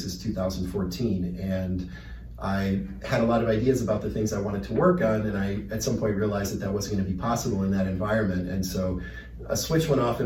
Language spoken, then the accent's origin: English; Chicago, Illinois, United States; moved away as an adult; also born or lived in Tucson / London / Mexico / Brazil; now in Phoenix, United States; I'm originally from Chicago, you know, grew up in the city